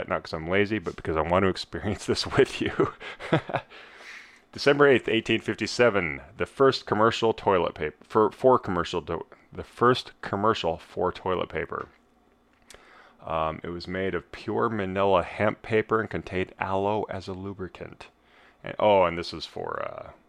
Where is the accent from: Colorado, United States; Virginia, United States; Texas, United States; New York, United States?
Colorado, United States; I'm from Colorado, I was born in Denver, Greeley